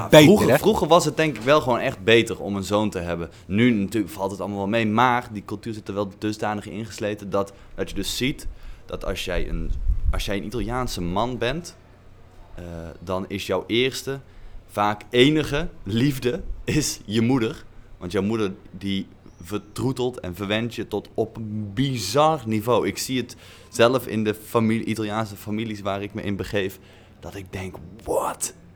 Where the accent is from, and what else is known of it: Netherlands; now in Italy